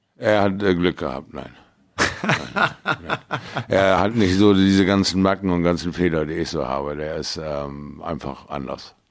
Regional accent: near Bremerhaven, Bremen, Germany; in meiner Heimatstadt mal wieder die Leidenschaft zu entfachen. In, äh, in der Nähe von Bremerhaven

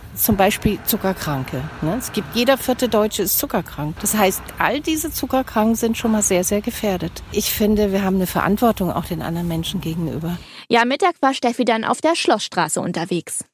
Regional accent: France; now in Berlin, Germany; Ich bin auch Französin

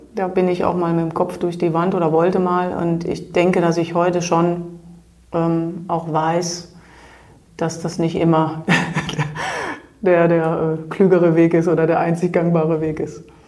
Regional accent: Germany; moved away as an adult; also born or lived in Switzerland; ich bin Deutsche

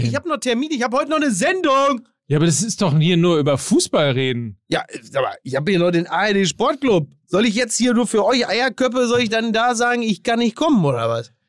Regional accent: Recklinghausen, North Rhine-Westphalia, Germany; ich bin in Recklinghausen groß geworden als badender Schwimmmeister.

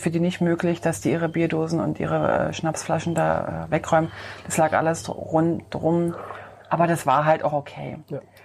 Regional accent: Switzerland; als ähm, Schweizer

